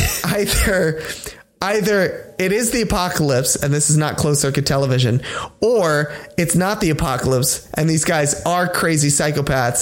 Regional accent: Pennsylvania, United States; moved away; I come from Pennsylvania

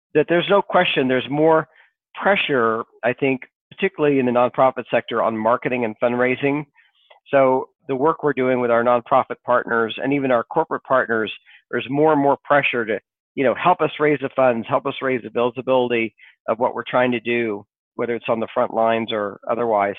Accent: Sequim, Washington, United States; also born or lived in Kansas; I grew up in the Pacific Northwest

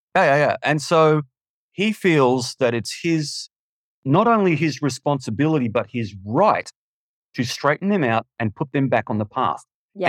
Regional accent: Melbourne, Victoria, Australia; I'm just a schmuck from Melbourne

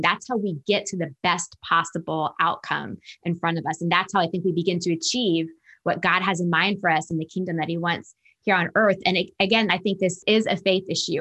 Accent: Northern Virginia, United States; now in Atlanta, United States; I was raised in Northern Virginia, just outside Washington, D C

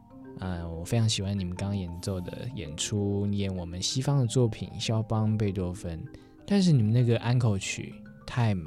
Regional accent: Taiwan; 我觉得身为台湾人，

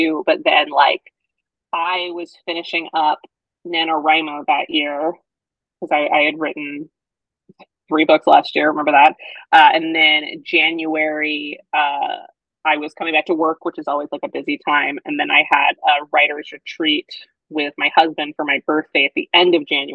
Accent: Colorado, United States; moved away; my hometown of Colorado, and my hairdresser, who I've seen since I was 5

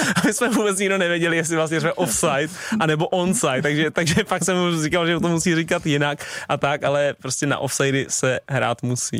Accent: Stochov, Central Bohemian Region, Czechia; moved away; also born or lived in Prague; když jsem byl malý ještě na Stochově, než jsem šel na Spartu

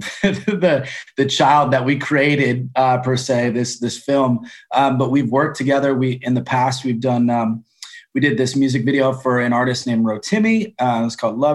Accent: Grand Rapids, Michigan, United States; now in Los Angeles, United States; I'm from Grand Rapids.

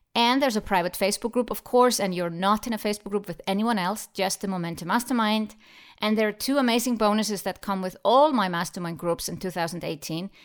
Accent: Iceland; Iceland, my home country

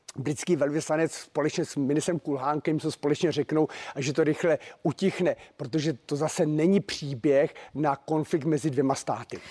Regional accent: Czechia; jako Čech

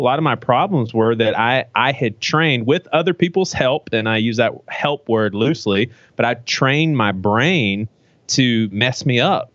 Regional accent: United States; I'm an American

